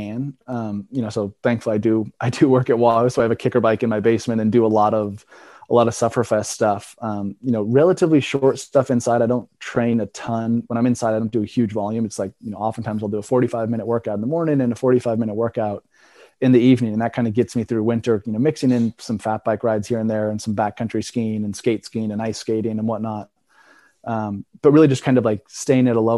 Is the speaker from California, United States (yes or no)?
no; Oregon, United States; now in Vermont, United States; growing up in Oregon